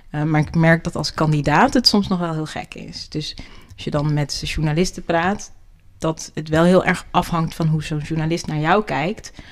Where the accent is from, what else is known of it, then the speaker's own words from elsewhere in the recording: Netherlands; Ik ben gewoon Nederlandse.